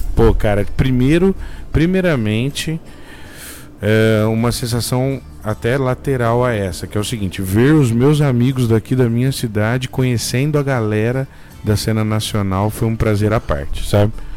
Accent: Bebedouro, São Paulo, Brazil; eu sou do interior de São Paulo, numa cidade pequena aqui chamada Bebedouro, perto de Ribeirão Preto

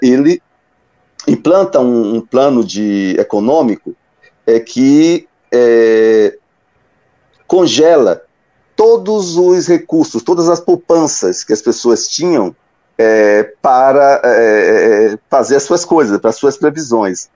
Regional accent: Salvador, Bahia, Brazil; os meus pais vieram para Salvador nos anos 60 e foi lá que eu nasci, e me criei.

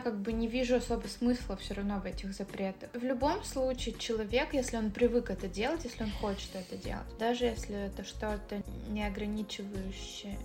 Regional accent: Russia; я выросла, получается, в России

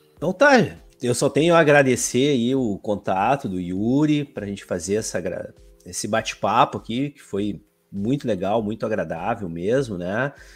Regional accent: Alvorada, Rio Grande do Sul, Brazil; eu sou aqui da cidade de Alvorada, grande de Porto Alegre

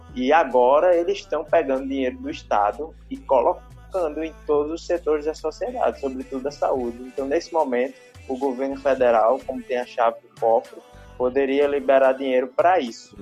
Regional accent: Recife, Pernambuco, Brazil; sou daqui do Recife

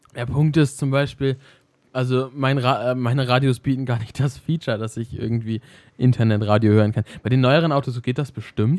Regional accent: Germany; hier bei uns in Deutschland

